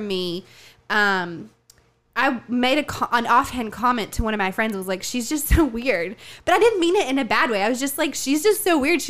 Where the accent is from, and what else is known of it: Tennessee, United States; born or raised there; moved away